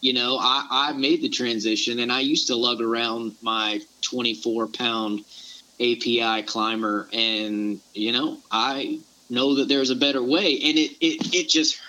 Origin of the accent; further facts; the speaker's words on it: Florida, United States; now in Fort Stewart, United States; But I was born and raised in the South. I grew up in the Panhandle of Florida, or Panama City and Pensacola area, so I'm very familiar with the swamps and the type of hunting that you guys deal with.